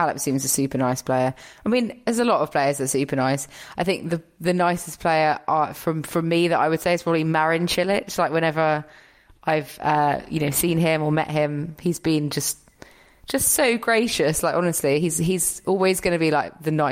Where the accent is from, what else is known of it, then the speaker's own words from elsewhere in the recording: United Kingdom; I'm British